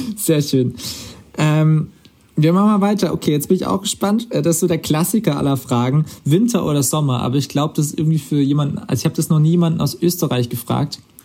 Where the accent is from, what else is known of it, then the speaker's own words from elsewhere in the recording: Karlsruhe, Baden-Württemberg, Germany; now in Swabia, Germany; in meinem Ursprungsheimatort ist Karlsruhe. Das ist dann wieder badisch